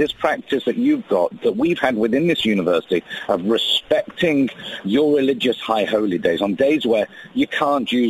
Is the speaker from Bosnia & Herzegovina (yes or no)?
no; United Kingdom; accent: British; now in United States